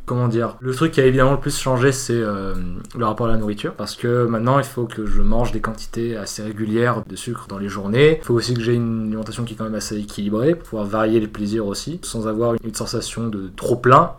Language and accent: French; Avignon, Provence-Alpes-Côte d'Azur, France; moved away as an adult; now in Paris, France; Je suis né à Avignon euh, en 98